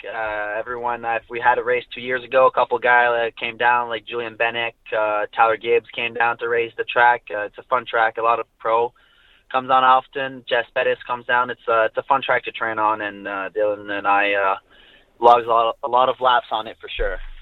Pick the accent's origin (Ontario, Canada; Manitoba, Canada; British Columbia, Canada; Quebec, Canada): Quebec, Canada; I'm French Canadian. I'm uh, from uh, actually a small town called Bellay in Montreal